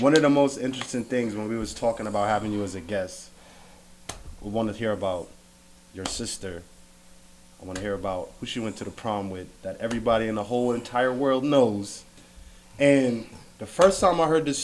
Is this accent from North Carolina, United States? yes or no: yes; Wilmington, North Carolina, United States; I was born in Wilmington